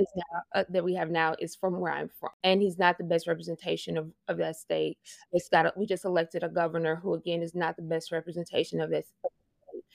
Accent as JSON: {"language": "English", "town": "Bossier City", "region": "Louisiana", "country": "United States", "tie": "born or raised there", "said": "I am originally from Bossier City, Louisiana. I literally grew up on a swamp, basically."}